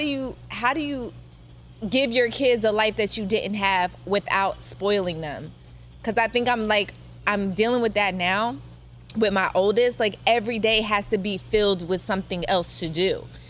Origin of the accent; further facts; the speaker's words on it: East Coast, United States; now in Los Angeles, United States; But even growing up on the East Coast, like I'm just not used to that weather anymore.